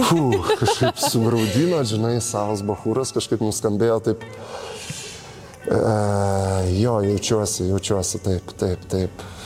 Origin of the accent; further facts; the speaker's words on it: Zarasai, Utena County, Lithuania; moved away; also born or lived in Panevėžys / Šiauliai; aš iš tikrųjų e, aukštaitis esu, nes gimęs iš viso